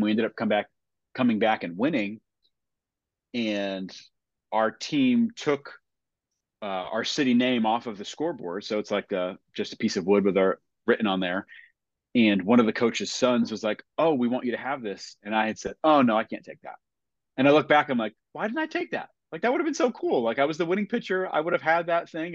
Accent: New England, United States; growing up in New England

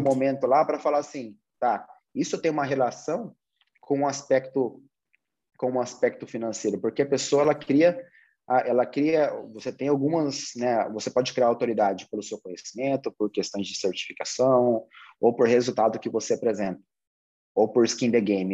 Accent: Brazil; Nós, como brasileiros

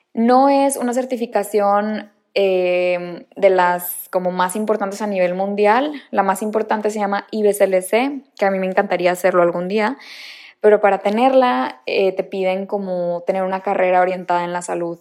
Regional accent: Monterrey, Nuevo León, Mexico; moved away as an adult; also born or lived in Barcelona; nací en Monterrey, Nuevo León

